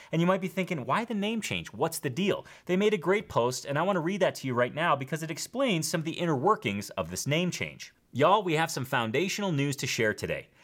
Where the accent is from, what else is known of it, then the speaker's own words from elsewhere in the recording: Schaumburg, Illinois, United States; now in Bozeman, United States; I'm originally from Schaumburg, Illinois, which is a northwest suburb of Chicago.